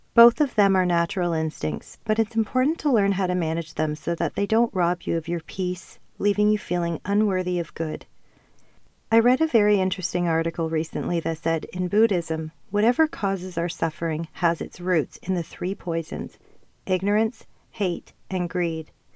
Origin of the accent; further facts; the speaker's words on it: Canada; also born or lived in Ontario / Calgary, Alberta / Costa Rica; I have never felt at home in Canada. And yes, that may sound crazy seeing as I was born and raised here